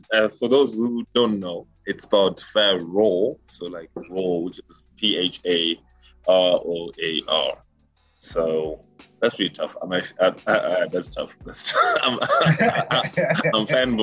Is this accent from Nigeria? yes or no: no; Zimbabwe; now in Canada; You calling my country the zoo?